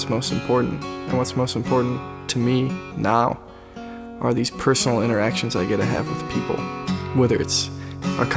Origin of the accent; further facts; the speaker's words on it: United States; growing up on the Mississippi River